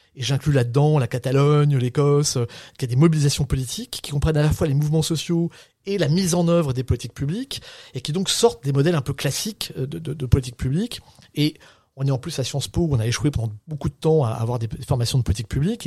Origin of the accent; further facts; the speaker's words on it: Saint-Brieuc, Brittany, France; moved away as an adult; also born or lived in Paris / Rennes; moi je suis un Breton. et je viens de Saint-Brieuc, Côte d'Armor, une petite ville industrielle en crise euh, dans, une espèce d'HLM